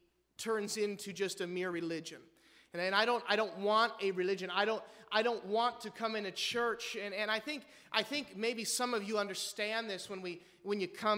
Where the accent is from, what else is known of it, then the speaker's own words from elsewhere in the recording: Midwest, United States; we're from the Midwest, amen? I mean, we're Wisconsiners or Iwegians